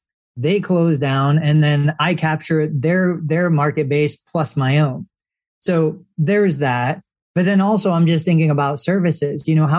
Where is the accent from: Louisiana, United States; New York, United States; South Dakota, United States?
New York, United States; I came from New York. I don't remember the areas all that well